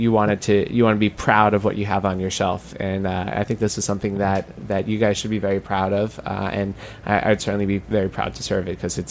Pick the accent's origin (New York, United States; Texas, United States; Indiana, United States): New York, United States; It's something that you want to do as a New Yorker, as a restaurateur